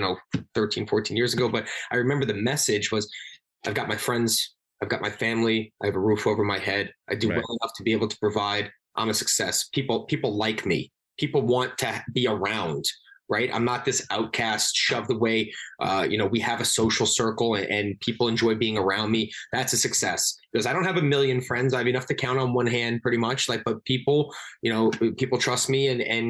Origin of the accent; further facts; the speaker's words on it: Long Island, New York, United States; I'm from Long Island, New York